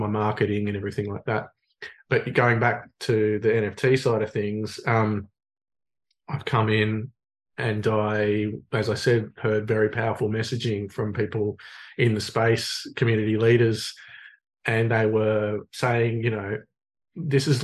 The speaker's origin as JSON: {"language": "English", "town": "Sydney", "region": "New South Wales", "country": "Australia", "tie": "born or raised there", "moved": "as an adult", "lives_now": "Illawarra, Australia", "said": "I grew up in Manly on the Northern Beaches"}